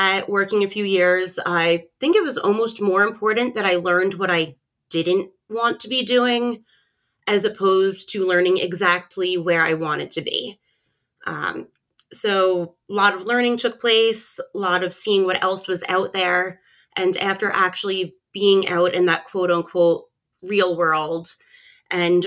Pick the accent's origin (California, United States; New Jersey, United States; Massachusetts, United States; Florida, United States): New Jersey, United States; I am a Jersey girl to start off. Actually, the neighborhood I grew up in, I was able to bike to the beach